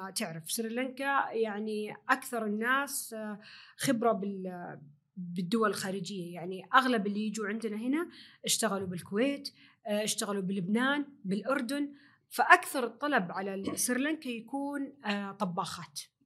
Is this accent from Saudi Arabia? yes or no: yes; Saudi Arabia; الاداب والتقاليد الموجوده عندنا في السعوديه